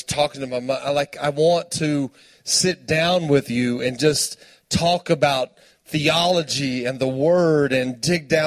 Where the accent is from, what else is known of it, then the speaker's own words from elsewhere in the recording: Tulia, Texas, United States; I'm from Tuya, Texas. Post is right down the road. It's West Texas.